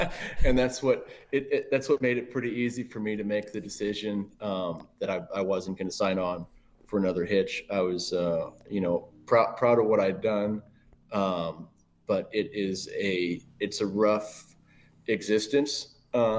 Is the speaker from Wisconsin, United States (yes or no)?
yes; Manitowoc, Wisconsin, United States; also born or lived in Milwaukee; So I'm originally from the Midwest, born in Milwaukee. And, you know, outside, I spent my time cutting my teeth in Manitowoc or Sheboygan County, just north of Milwaukee, all through childhood